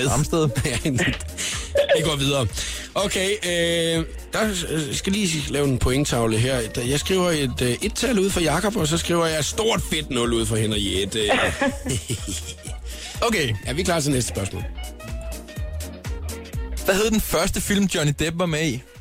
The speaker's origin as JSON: {"language": "Danish", "region": "Southern Denmark", "country": "Denmark", "said": "Jeg er semi-jyd. Jeg er fynbo."}